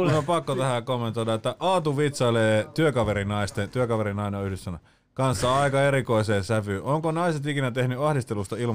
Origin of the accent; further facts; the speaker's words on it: Espoo, Uusimaa, Finland; Espoon viherlaakso best.